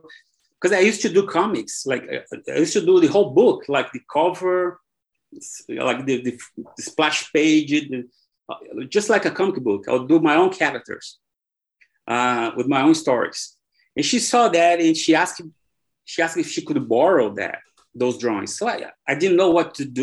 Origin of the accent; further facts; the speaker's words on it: Brazil; English is a second language; moved away as an adult; also born or lived in Ireland; I was born here in Brazil, and soccer is everywhere, in school, everywhere